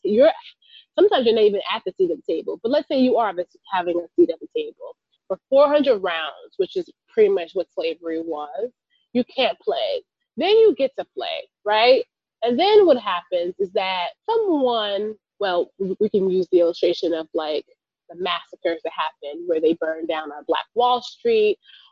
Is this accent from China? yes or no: no; California, United States; California, my home state